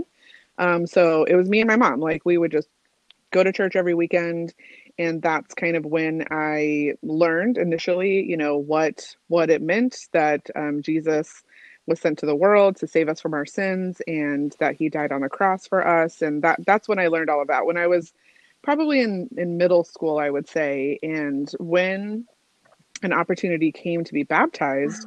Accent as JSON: {"language": "English", "town": "Albuquerque", "region": "New Mexico", "country": "United States", "tie": "born or raised there", "also_born_or_lived": "Seattle, Washington", "moved": "as an adult", "said": "So I moved from Albuquerque, New Mexico, to Seattle, Washington, for work, and I was a it was my first move away from like where I grew up"}